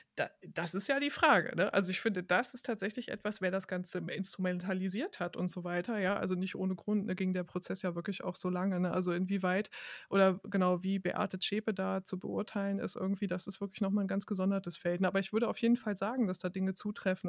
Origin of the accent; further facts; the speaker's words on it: Hanover, Lower Saxony, Germany; moved away; Ich komme nämlich aus Hannover, genau, ich komme ursprünglich aus Hannover